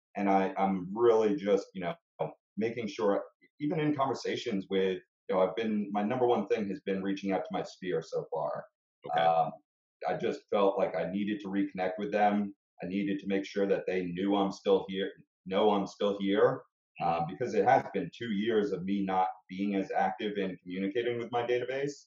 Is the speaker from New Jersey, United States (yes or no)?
yes; Bergen County, New Jersey, United States; also born or lived in Montclair, New Jersey; now in Glen Ridge, United States; I, I grew up in Bergen County